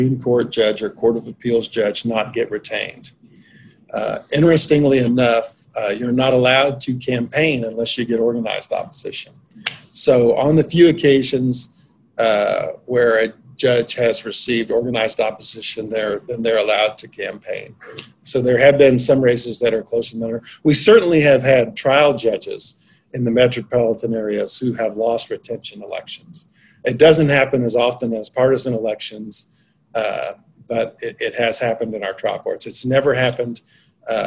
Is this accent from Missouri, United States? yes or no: yes; Watson, Missouri, United States; I'm from Watson, Missouri, population 100 from Atchison County.